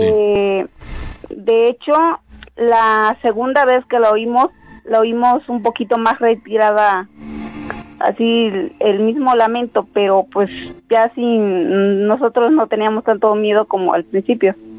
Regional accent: Guerrero, Mexico; now in State of Mexico, Mexico; de aquí del Estado de México, pero yo ah, soy del Estado de Guerrero

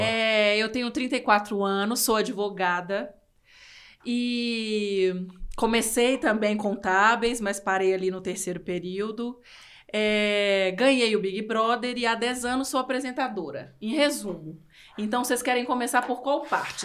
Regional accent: interior of Minas Gerais, Brazil; eu sou do interior de Minas e minha cidade tem dezessete mil habitantes

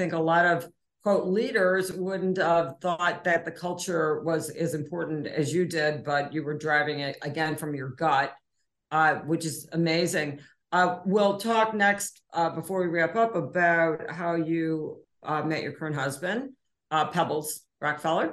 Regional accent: Chicago, Illinois, United States; I'm from Chicago, so I didn't grow up on a farm

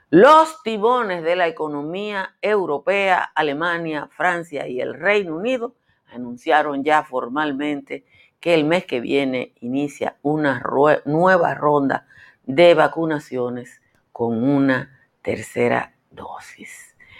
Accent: Nizao, Peravia, Dominican Republic; nosotros los campesinos, yo soy de Nizao

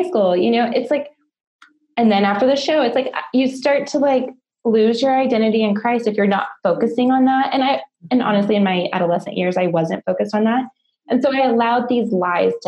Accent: Colorado, United States; I'm from Colorado

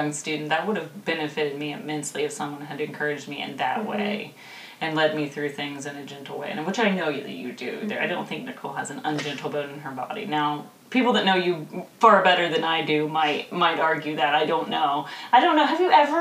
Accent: Midwest, United States; we're both from the Midwest

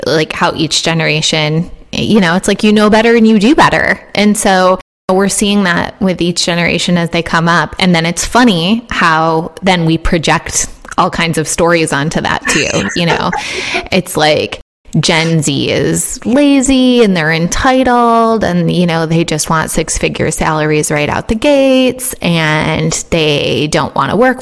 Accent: Midwest, United States; I'm a millennial and I grew up in the Midwest

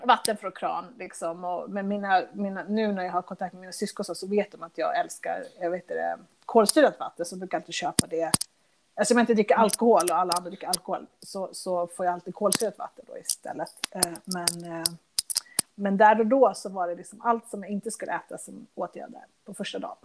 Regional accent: Sweden; also born or lived in Chile; Sverige där jag växte upp

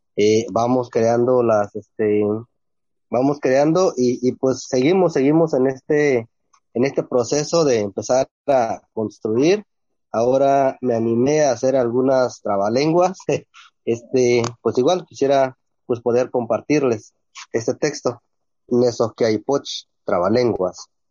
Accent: San Mateo del Mar, Oaxaca, Mexico; first language Ombeayiüts; Spanish is a second language; Les mandamos un cordial saludo desde San Mateo del Mar

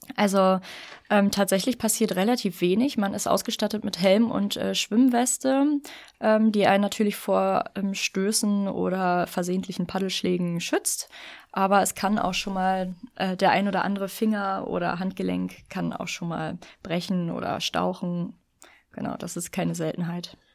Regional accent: Lower Saxony, Germany; now in Berlin, Germany; Ich bin hier nicht geboren. Ich komme ursprünglich aus Niedersachsen ah. und bin Zuzügige

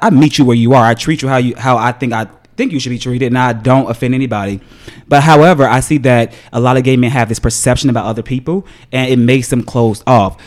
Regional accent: Chicago, Illinois, United States; moved away as an adult; also born or lived in New York; I grew up in the hood of Chicago

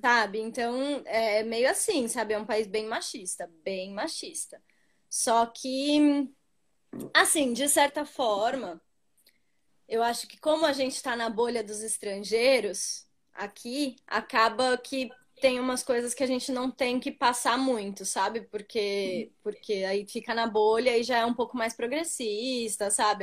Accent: Brazil; moved away as an adult; now in Yokohama, Japan; eu sou brasileira

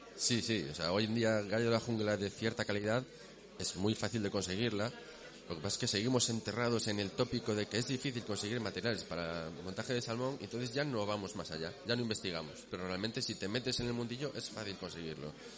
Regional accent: Vigo, Galicia, Spain; now in Asturias, Spain; yo soy de Vigo y, me fui a vivir a Asturias

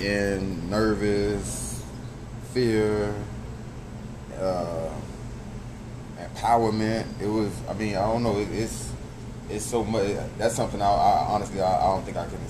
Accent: Miami, Florida, United States; now in Atlanta, United States; born and raised in Miami, now residing in Atlanta, Georgia.

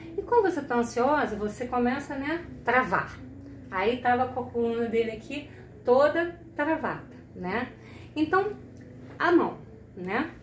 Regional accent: Rio de Janeiro, Brazil; eu sou do Rio de Janeiro

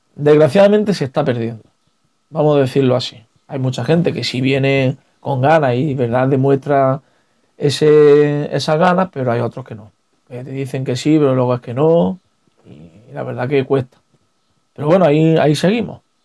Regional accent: San Ildefonso, Andalusia, Spain; also born or lived in Albanchez de Mágina; Yo que vivo en San Ildefonso, pues, me he criado Con la Veracruz, el Huerto, la Soledad

